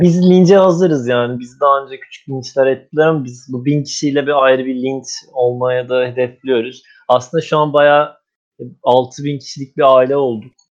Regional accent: Anatolia, Turkey; bir Anadolu çamarı olarak

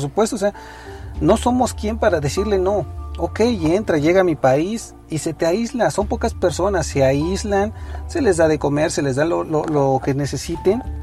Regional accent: Mexico; somos mexicanos y vivimos esta situación día a día

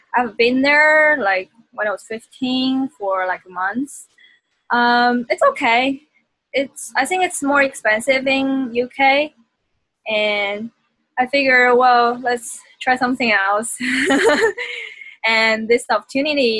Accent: China; moved away; I was born and raised in China, a small town next to Shanghai.

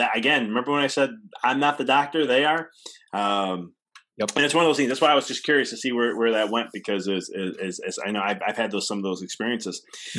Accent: Illinois, United States; I'm a PT, because I come from Illinois.

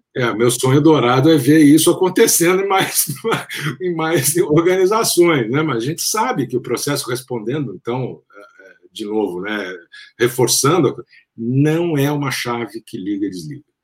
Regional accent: Brasília, Federal District, Brazil; also born or lived in São Paulo; eu estudava em Brasília, como você sabe, eu cresci lá, nasci em São Paulo, mas meus pais foram em 65 eles mudaram para Brasília, eu fui junto, eu tinha três anos de idade.

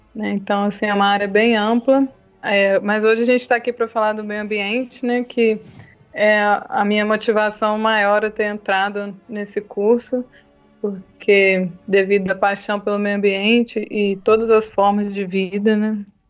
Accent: Brazil; aqui no Brasil, né, nós, como brasileiros

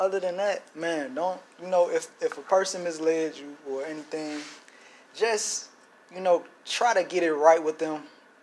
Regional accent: Chicago, Illinois, United States; I grew up in Chicago, Illinois

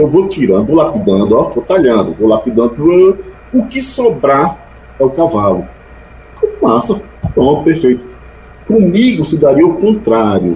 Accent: Sátiro Dias, Bahia, Brazil; moved away; a minha terra, o Junco, Sátio Dias

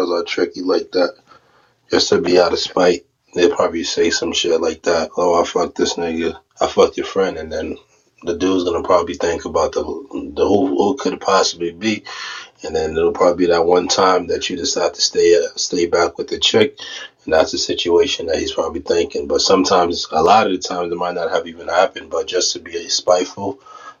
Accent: New York, United States; I'm from New York

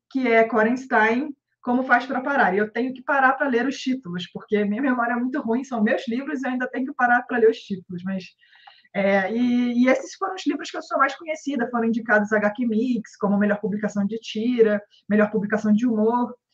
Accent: Rio de Janeiro, Brazil; accent: carioca; now in São Paulo, Brazil; pelo meu sotaque, já vão desconfiar que eu sou carioca, então, mas exatamente eu moro em São Paulo.

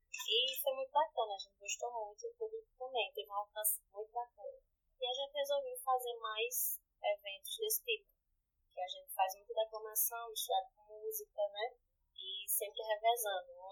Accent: Pajeú region, Pernambuco, Brazil; moved away; eu sou da Fogagem da Engazeira, que é no setor do Pajeú

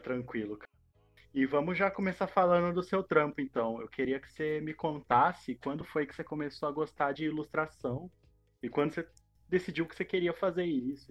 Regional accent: interior of São Paulo state, Brazil; a gente é do interior do, aqui do estado de São Paulo, mas a gente está na RMC, que já é tipo um conglomerado de uma região de Campinas

